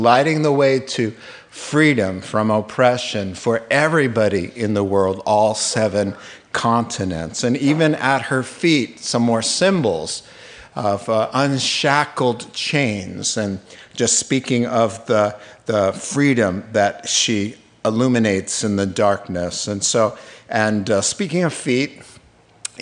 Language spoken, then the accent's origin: English; Long Island, New York, United States; as a kid growing up in Long Island, New York